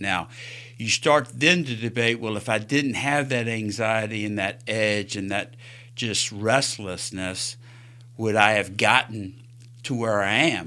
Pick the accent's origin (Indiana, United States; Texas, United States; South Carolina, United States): South Carolina, United States; now in Alabama, United States; I grew up in South Carolina the first part of my life.